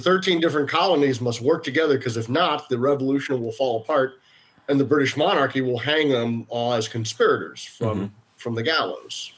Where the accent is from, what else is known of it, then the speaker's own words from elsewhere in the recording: Florida, United States; we're all Floridian, we're all American